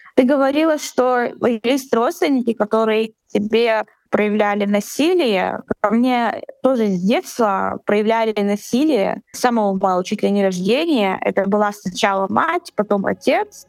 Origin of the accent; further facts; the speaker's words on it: Chechnya, Russia; moved away; мне 25 лет, я из а, Чечни.